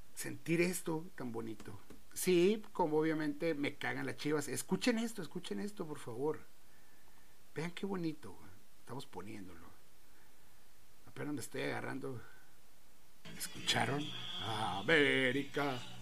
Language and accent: Spanish; Tijuana, Baja California, Mexico; Soy de Baja California, soy de Tijuana, cabrón. Soy de aquí de Tijuana